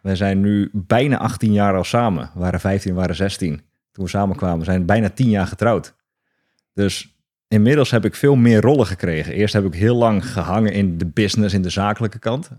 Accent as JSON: {"language": "Dutch", "area": "Hoeksche Waard", "region": "South Holland", "country": "Netherlands", "said": "Ik kom uit Hoekse Waard, onder Rotterdam"}